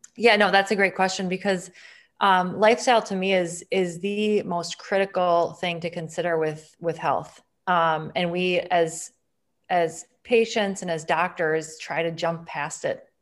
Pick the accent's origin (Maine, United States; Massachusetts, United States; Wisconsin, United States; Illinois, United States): Wisconsin, United States; Green Bay; I'm from Wisconsin. I'm gonna be a Wisconsin girl the rest of my life